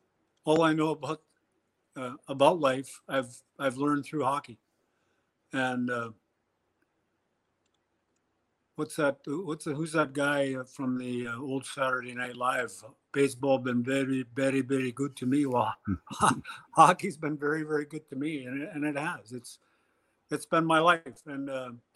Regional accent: Minnesota, United States; moved away; where I grew up in Minnesota

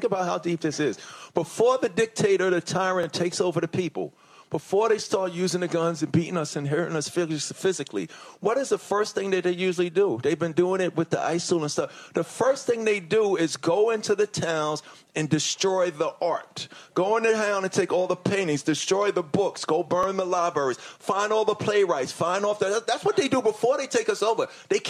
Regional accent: Hollis, New York, United States; You know, I grew up in Hollis, Queens, New York.

